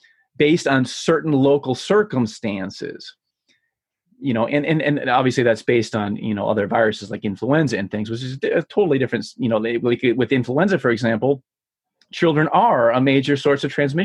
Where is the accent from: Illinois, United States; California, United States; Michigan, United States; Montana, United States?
Michigan, United States; here from my home state of Michigan